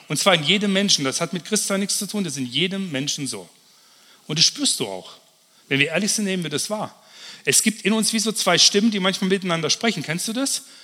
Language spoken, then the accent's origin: German; Kempten, Bavaria, Germany; In Kempten, wo ich herkomme